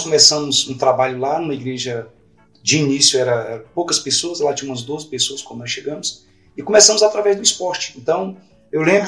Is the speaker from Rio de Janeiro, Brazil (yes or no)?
no; Imperatriz, Maranhão, Brazil; moved away; also born or lived in Goiânia; Eu sou de Imperatriz no Maranhão